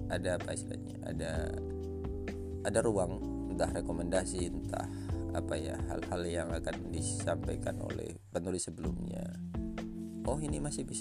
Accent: Lamongan, East Java, Indonesia; saya dari Lamongan

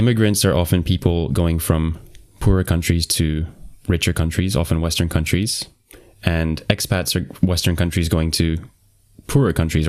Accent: Qatar; So I grew up in Qatar, and if I try and like put myself in your shoes thinking like I want the citizenship of the country that I grew up in because I'm familiar with it

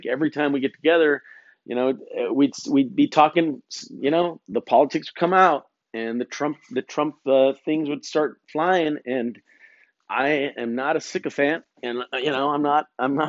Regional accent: United States; I'm an American man.

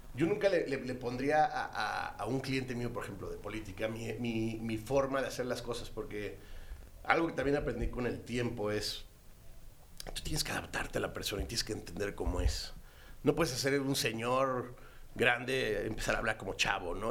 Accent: Celaya, Guanajuato, Mexico; moved away as an adult; also born or lived in Mexico City; yo viví en Celaya hasta los 18, me fui, estaba en la Ciudad de México, venía los fines de semana, pues, pues claro, venía a casa de mis papás

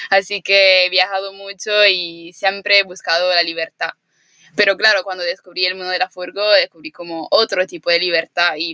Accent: Italy; Spanish is a second language; moved away as an adult; now in Canary Islands, Spain; soy italiana, vivo aquí en Canarias con Adri por el momento, pronto nos iremos.

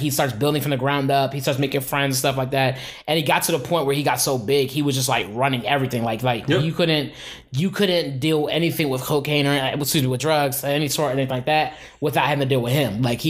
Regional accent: Philadelphia, Pennsylvania, United States; I'm from Philly

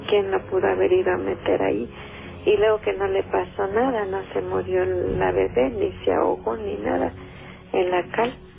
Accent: Rayón, Chiapas, Mexico; also born or lived in Benito Juárez, Mexico City; now in Mexico City, Mexico; yo soy del estado de Chiapas. Ajá. soy de un lugar que se llama Rayón Chiapas. Sí allá, este, cuando, bueno, cuando yo era niña

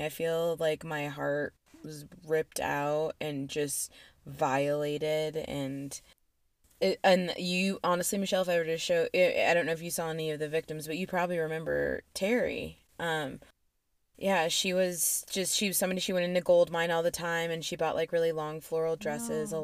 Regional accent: Aurora, Colorado, United States; also born or lived in Boulder, Colorado; I'm from Aurora too, and I lived in Aurora when the theater shooting happened

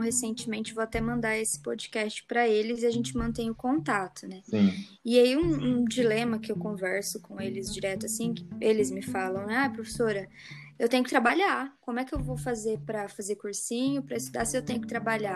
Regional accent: Hortolândia, São Paulo, Brazil; also born or lived in Marília; adolescência foi em Hortolândia

